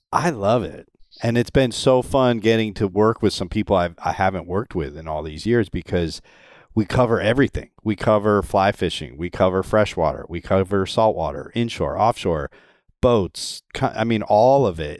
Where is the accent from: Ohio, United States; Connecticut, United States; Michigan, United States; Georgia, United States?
Connecticut, United States; moved away as an adult; now in Florida, United States; I grew up in Connecticut.